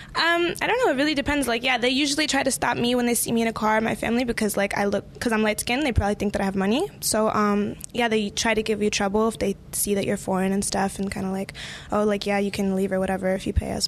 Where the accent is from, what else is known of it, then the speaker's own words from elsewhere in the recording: Virginia, United States; also born or lived in Colombia; I'm actually from Virginia and Colombia, but I'm like right outside of D.C., like five minutes